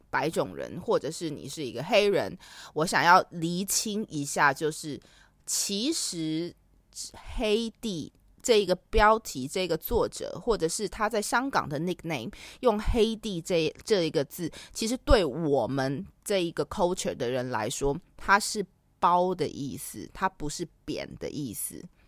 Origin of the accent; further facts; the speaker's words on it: Taiwan; 身为一个台湾人